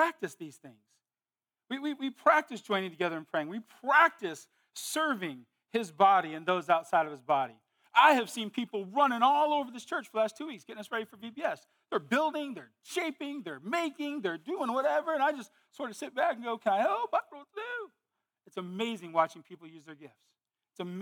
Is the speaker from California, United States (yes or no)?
yes; Modesto, California, United States; moved away; I was from California, Modesto.